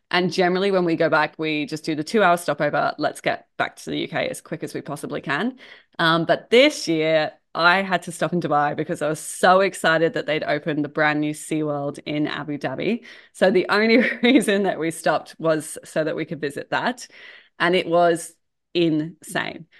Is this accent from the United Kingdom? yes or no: yes; England, United Kingdom; moved away as an adult; so I'm from England originally, I've been here for about twelve years now.